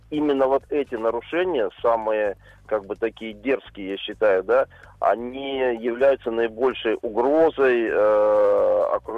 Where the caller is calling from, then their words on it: Kazan, Tatarstan, Russia; я из Казани.